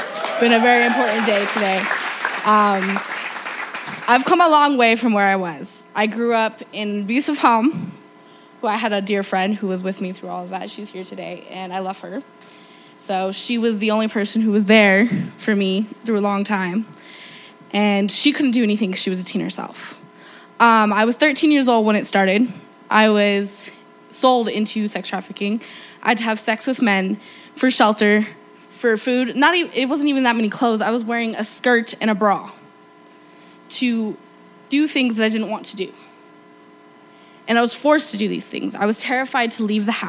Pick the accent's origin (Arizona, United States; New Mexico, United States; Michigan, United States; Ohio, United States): New Mexico, United States; I was raised here in New Mexico